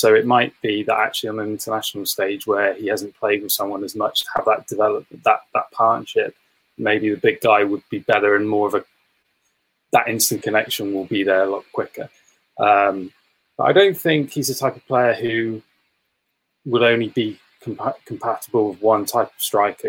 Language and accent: English; England, United Kingdom; as an Englishman